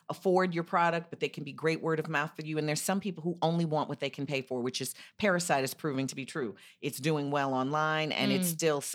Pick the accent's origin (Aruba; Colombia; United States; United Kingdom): United States; Chicago, Illinois; I'm from Chicago.